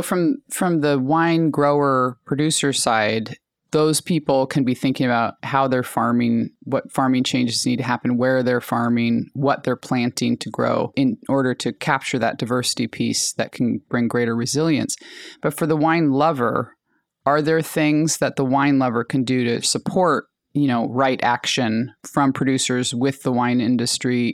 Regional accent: Alaska, United States; now in California, United States; I grew up in Alaska and my family's indigenous to that area.

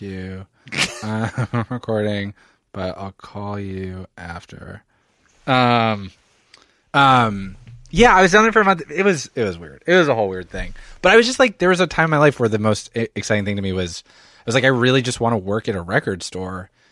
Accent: Philadelphia, Pennsylvania, United States; also born or lived in Montreal; I'm from Philadelphia, suburban Philadelphia

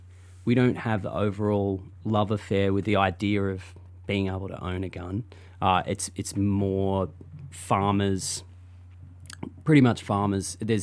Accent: Australia; now in United States; I'm still a little bit afraid to talk about it as an Australian

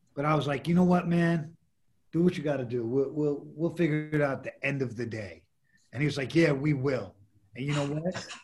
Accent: New York City, New York, United States; I grew up in the Lower East Side

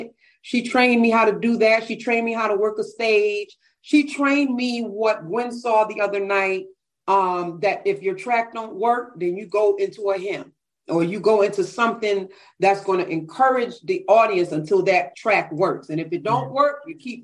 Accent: Bridgeport, Connecticut, United States; I'm from Bridgeport, Connecticut.

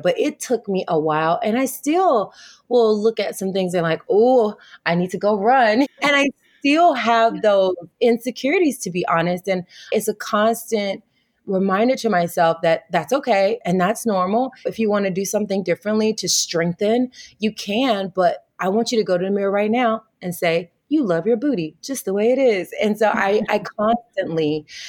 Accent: Tennessee, United States; moved away as an adult; also born or lived in Wichita, Kansas; now in California, United States; I'm a Southern girl. I'm from the South. I'm from Tennessee. Mm. So being raised as a Southern Baptist

